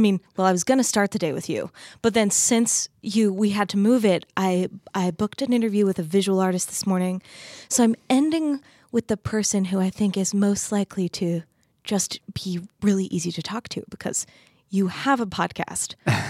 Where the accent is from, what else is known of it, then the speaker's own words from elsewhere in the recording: Arizona, United States; also born or lived in Texas / Utah; I grew up in Arizona and then lived in Texas and then Utah.